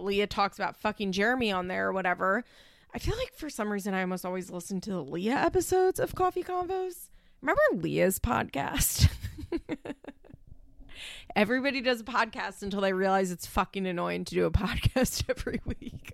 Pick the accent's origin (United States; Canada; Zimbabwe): United States; Philadelphia, Pennsylvania; accent: Philly; my Philly accent